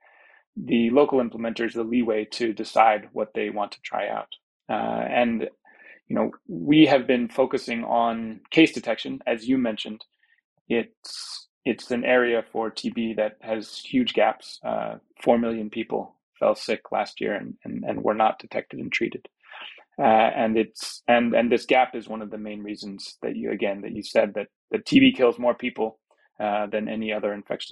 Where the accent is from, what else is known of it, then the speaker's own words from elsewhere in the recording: New York City, New York, United States; moved away as an adult; also born or lived in Peru / Atlanta / Guatemala; now in Geneva, Switzerland; I'm from New York City originally, but I've been living in Geneva for for over a decade now